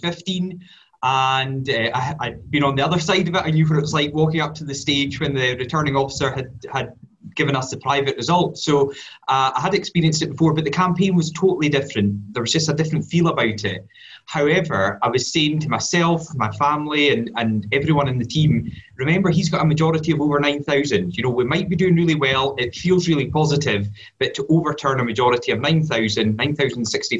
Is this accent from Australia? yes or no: no; Moray, Scotland, United Kingdom; also born or lived in Aberdeen; I'm from Murray, you know, lived there my whole life